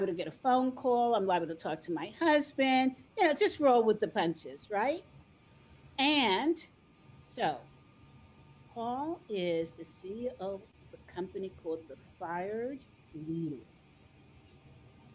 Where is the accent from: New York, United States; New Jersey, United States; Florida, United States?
New Jersey, United States; now in Colorado, United States; girl from Jersey